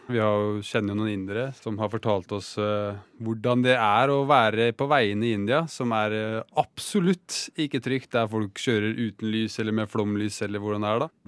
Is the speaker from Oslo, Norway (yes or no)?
no; Fredrikstad, Østfold, Norway; also born or lived in Iceland; Vi er begge fra Fredrikstad. Jeg er født på Island.